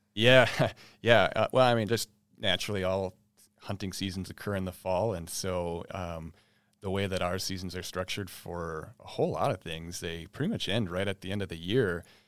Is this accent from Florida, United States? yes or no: no; East Grand Forks, Minnesota, United States; also born or lived in Round Lake, west central Minnesota; I grew up in East Grand Fork